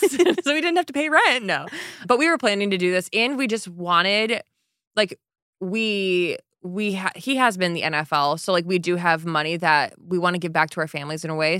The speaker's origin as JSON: {"language": "English", "region": "Michigan", "country": "United States", "tie": "born or raised there", "moved": "yes", "said": "I grew up in Michigan where people had lake houses"}